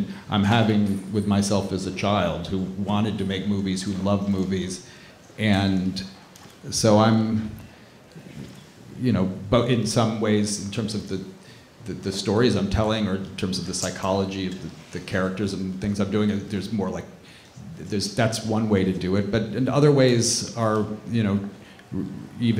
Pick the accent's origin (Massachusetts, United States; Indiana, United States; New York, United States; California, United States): New York, United States; Brooklyn; now in Manhattan, United States; I grew up in Brooklyn. I live in Manhattan now